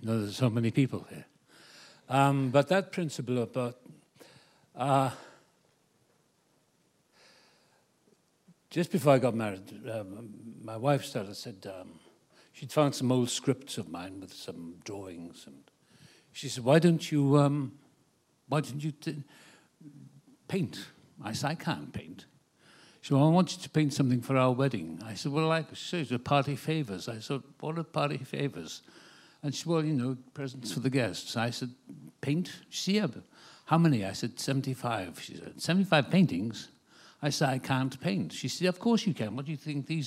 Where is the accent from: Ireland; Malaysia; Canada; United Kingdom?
United Kingdom; Wales; moved away as an adult; now in Malibu, United States; I was born in Wales, the same place as Richard Burton.